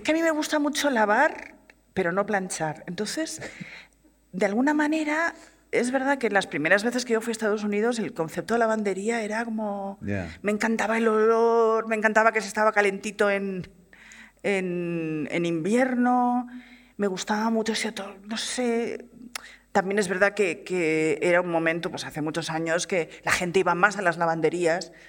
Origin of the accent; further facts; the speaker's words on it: Barcelona, Catalonia, Spain; soy una, chica de Barcelona que quería hacer cine por encima de todas las cosas